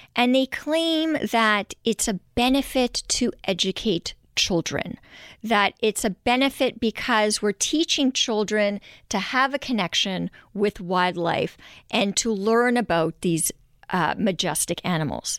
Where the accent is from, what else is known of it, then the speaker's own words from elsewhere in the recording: Montreal, Quebec, Canada; moved away as an adult; now in Vancouver, Canada; growing up in Montreal